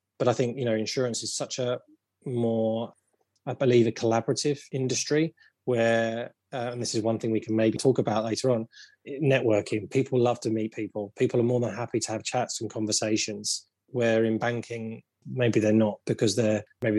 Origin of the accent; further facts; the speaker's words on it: London, United Kingdom; I grew up around London